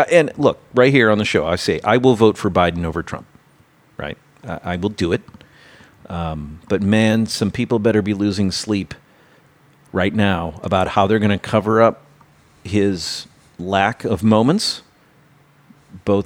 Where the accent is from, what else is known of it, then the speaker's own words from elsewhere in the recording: Michigan, United States; moved away; Michigan, my home state by birth